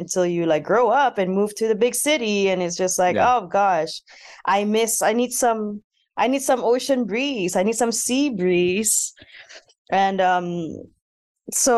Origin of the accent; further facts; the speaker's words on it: Miri, Sarawak, Malaysia; first language Sarawakian Malay; English is a second language; moved away; I grew up on a small coastal town in Borneo called Miri in the state of Sarawak. So I'm from Malaysian Borneo.